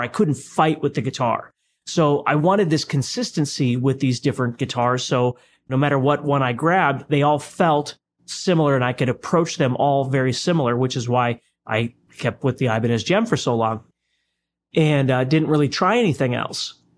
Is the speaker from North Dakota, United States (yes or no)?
yes; Fargo, North Dakota, United States; growing up in Fargo, North Dakota, you're growing up in a community that's primarily based on strats